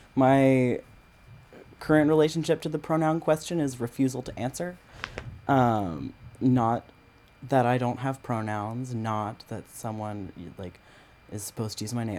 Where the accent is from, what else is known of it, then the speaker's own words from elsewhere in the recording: Maryland, United States; also born or lived in Grand Forks, North Dakota / New York City; Most of my childhood was spent in the suburbs in Maryland.